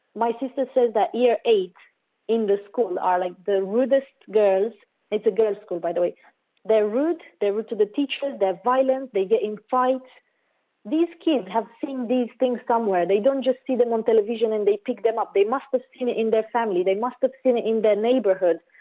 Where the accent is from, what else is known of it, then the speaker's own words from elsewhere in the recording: Romania; I grew up in Romania